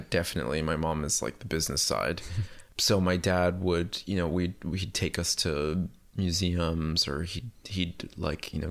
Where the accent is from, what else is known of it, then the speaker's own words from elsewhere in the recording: Puerto Rico; born there; So I was born in Puerto Rico and it was kind of circumstantial because my parents were just living there because of my mom's job.